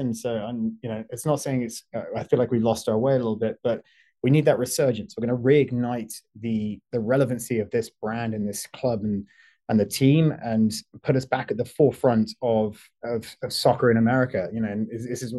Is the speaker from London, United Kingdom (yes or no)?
yes; London, United Kingdom; accent: British; moved away as an adult; also born or lived in Washington, D.C.; now in Los Angeles, United States; when I was growing up in London